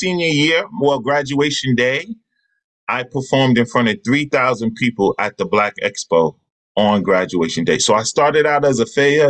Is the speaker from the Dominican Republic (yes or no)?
no; Queens, New York, United States; So my brother, I grew up in Jamaica, Queens.